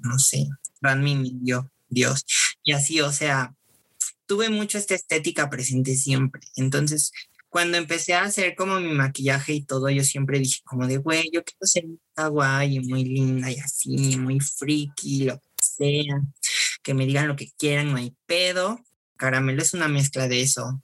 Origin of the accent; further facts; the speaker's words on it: Cosoleacaque, Veracruz, Mexico; moved away as an adult; now in Mexico City, Mexico; soy de, originario de Cozoleacaque, Veracruz. Ahí nací, ahí crecí.